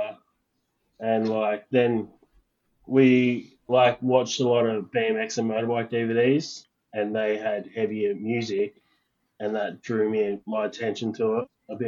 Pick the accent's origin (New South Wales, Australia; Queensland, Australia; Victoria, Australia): New South Wales, Australia; Campbelltown; I was born in Campbelltown